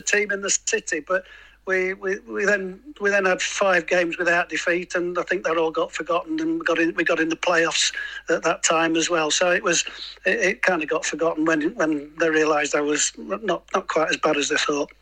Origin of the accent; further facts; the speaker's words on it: Lincoln, East Midlands, United Kingdom; I'm a Lincoln boy, so I'm from Lincoln